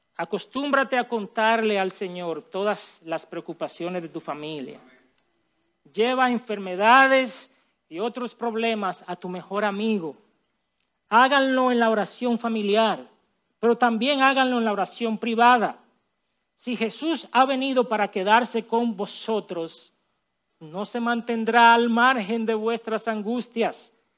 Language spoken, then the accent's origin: Spanish; Villa Altagracia, San Cristóbal, Dominican Republic; Yo crecí en Villalda Gracia